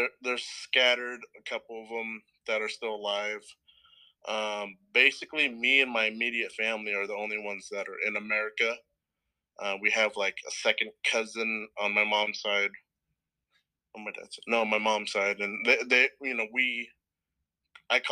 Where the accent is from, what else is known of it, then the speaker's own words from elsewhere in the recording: Stockton, California, United States; also born or lived in New Orleans, Louisiana / Portland, Oregon; We moved to Stockton, California when I was 5, and pretty much been here ever since.